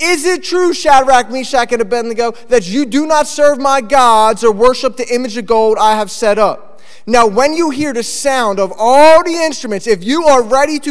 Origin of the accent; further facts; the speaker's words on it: Philadelphia, Pennsylvania, United States; moved away as an adult; also born or lived in Texas / Dallas, Texas; now in Cape Cod, United States; I grew up in Philly.